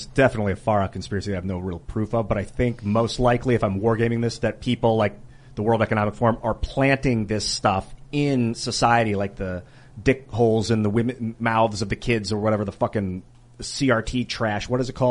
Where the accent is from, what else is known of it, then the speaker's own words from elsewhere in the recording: United States; I was born in the United States